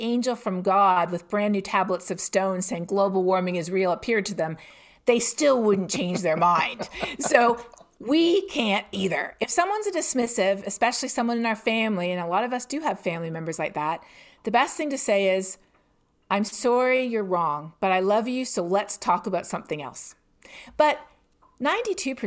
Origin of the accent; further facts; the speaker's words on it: Canada; I'm Canadian myself